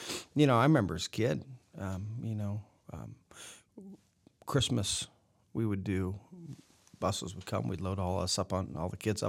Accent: West Unity, Ohio, United States; Yeah. I grew up in West Unity, Ohio, 15, 20 miles from here.

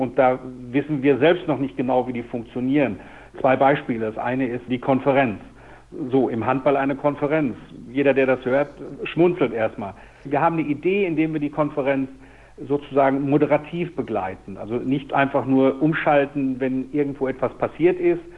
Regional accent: Dortmund, North Rhine-Westphalia, Germany; ich komme aus Dortmund, da gab es den TuS Wellinghofen, da gab es den USC Tier.

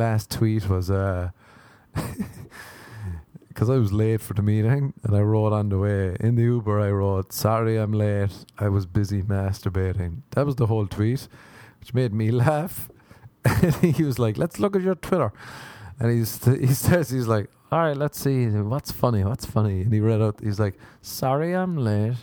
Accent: Ireland; I am Irish

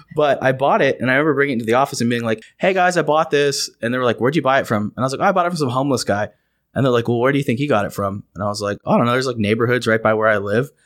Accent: United States; I'm the American

